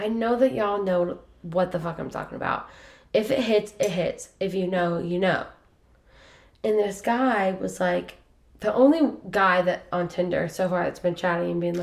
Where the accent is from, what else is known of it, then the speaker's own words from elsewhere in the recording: Lima, Ohio, United States; moved away as an adult; now in Columbus, United States; I went to my hometown, Lima